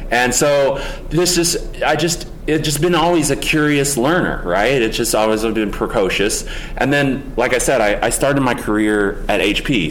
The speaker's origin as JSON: {"language": "English", "region": "Oklahoma", "country": "United States", "tie": "born or raised there", "said": "I grew up in Oklahoma"}